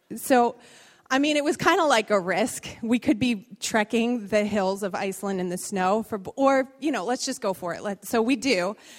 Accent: Bridgeport, Connecticut, United States; moved away; I was born in Bridgeport. I spent many years of my life in this city

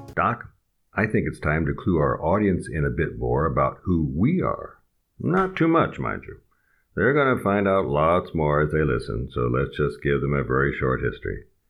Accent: Des Moines, Iowa, United States; also born or lived in Chicago / Omaha / San Diego; now in France; I was born in Des Moines, Iowa

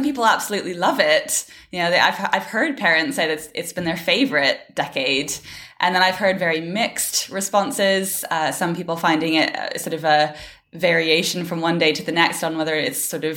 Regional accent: Canada; moved away as an adult; now in Cambridge, United Kingdom; I'm from Canada originally, but based in Cambridge now in the UK. I've been here for about nearly 6 years now

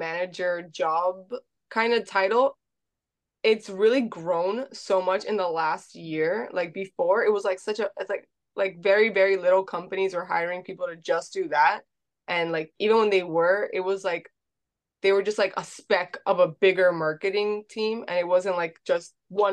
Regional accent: Miami, Florida, United States; I was born and raised in Miami

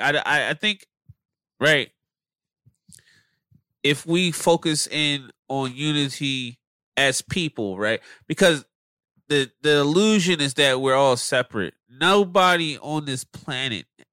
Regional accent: Philadelphia, Pennsylvania, United States; moved away as an adult; now in Los Angeles, United States; I'm still from Philadelphia.

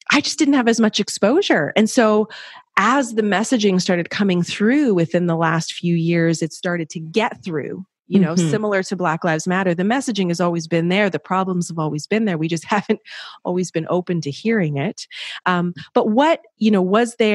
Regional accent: near Montreal, Quebec, Canada; growing up in Quebec, in close to Montreal, very close

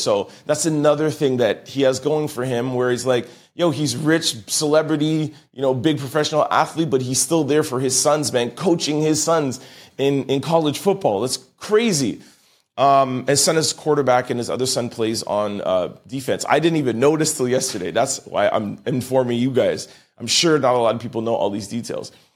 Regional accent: Canada; I'm Canadian

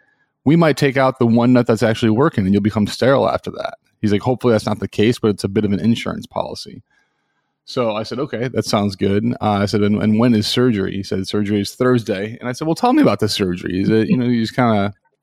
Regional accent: Chicago, Illinois, United States; moved away as an adult; also born or lived in Washington, D.C. / New York City; I'm from Chicago originally

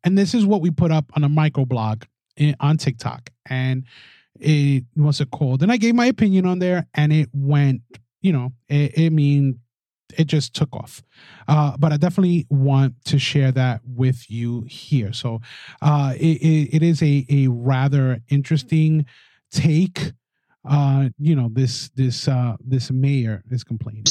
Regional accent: New York City, New York, United States; I'm a Latino from the Bronx

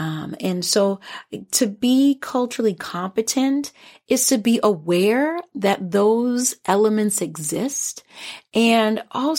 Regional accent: Minnesota, United States; I am a proud immigrant Liberian American woman, and although I grew up here in the Twin Cities area, I still identify Liberian.

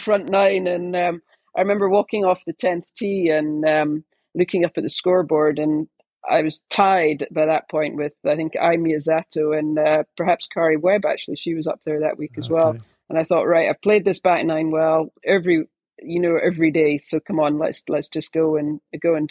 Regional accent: United Kingdom; being British

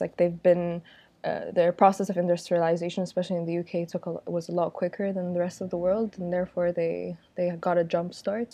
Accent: Egypt; also born or lived in Abu Dhabi / Europe; I'm from Egypt, and I'm currently living and working in Egypt

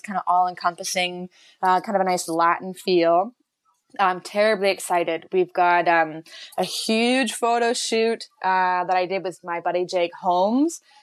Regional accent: Chilliwack, British Columbia, Canada; Chilliwack, my hometown

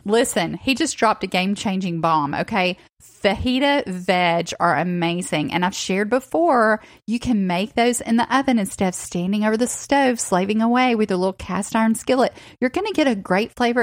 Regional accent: Northwest Georgia, Tennessee, United States; I also grew up in the South, but I grew up in Tennessee, Northwest Georgia as well

